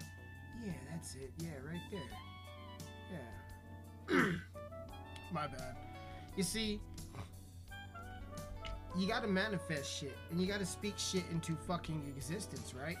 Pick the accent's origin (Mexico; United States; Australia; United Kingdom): United States; Colorado; I'm from Colorado